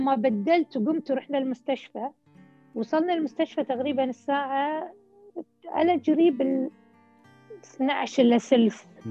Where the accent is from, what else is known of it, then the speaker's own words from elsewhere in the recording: Kuwait; احنا عندنا في الكويت